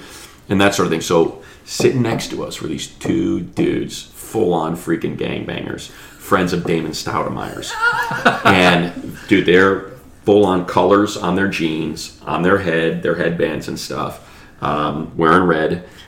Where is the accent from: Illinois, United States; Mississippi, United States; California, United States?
Illinois, United States; Chicago; now in Los Angeles, United States; That's how Dugan and I connected is because I'm from Chicago, so I'm coming out to LA.